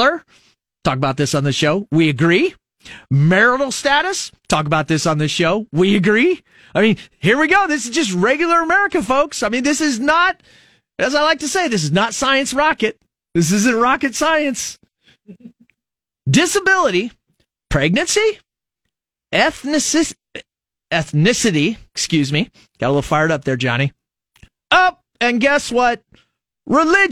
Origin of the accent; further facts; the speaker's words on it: Fremont, Nebraska, United States; now in Lincoln, United States; I come from Fremont, 25,000, probably know 15,000 of them